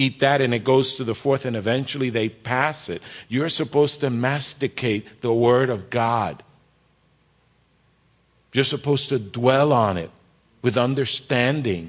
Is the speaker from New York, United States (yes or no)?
yes; New York City, New York, United States; also born or lived in Jersey City, New Jersey; now in Kearny, United States; I grew up in the Bronx and in Jersey City